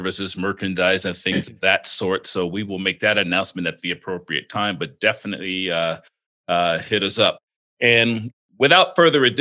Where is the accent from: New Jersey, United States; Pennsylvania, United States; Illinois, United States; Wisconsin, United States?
New Jersey, United States; Atlantic City; now in Las Vegas, United States; I was born in Atlantic City, New Jersey. I was born there long before the casino showed up